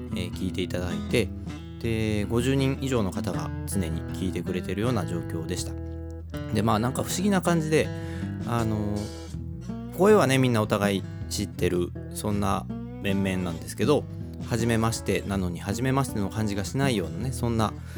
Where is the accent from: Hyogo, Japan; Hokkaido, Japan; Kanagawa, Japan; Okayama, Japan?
Hyogo, Japan; Kobe; 神戸っ子